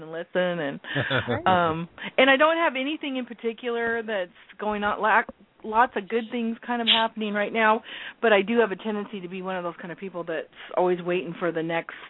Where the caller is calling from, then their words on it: Everett, Washington, United States; I'm calling from Everett, Washington.